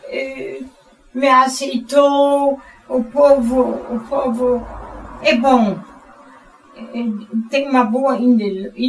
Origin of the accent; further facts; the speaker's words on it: Germany; Portuguese is a second language; now in Brazil; na Alemanha na região onde eu morava